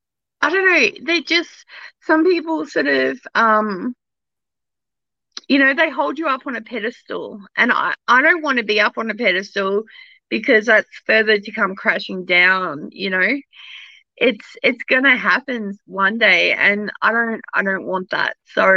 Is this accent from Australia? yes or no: yes; Australia; I am Australian, so I do swear more off air.